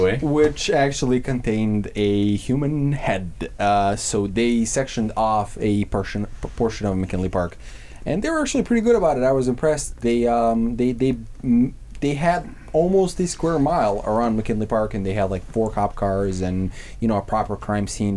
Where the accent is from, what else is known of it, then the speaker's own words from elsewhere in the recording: Serbia; moved away; I'm from Serbia. I have a lot of con- a lot of family on the countryside